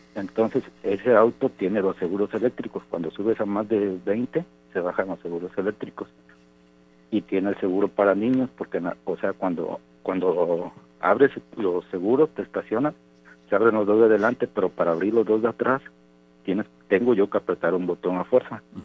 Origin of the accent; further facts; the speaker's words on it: Córdoba, Veracruz, Mexico; yo soy de Córdoba.